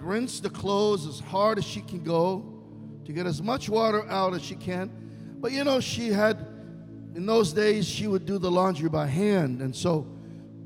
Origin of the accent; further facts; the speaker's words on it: Israel; English is a second language; moved away; Middle Easterner, born and raised in Israel